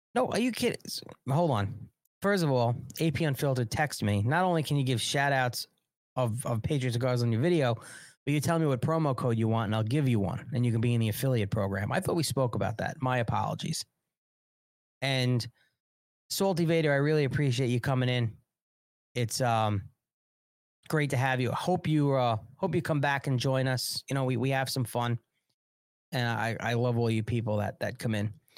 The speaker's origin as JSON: {"language": "English", "country": "United States", "said": "I'm an American nationalist."}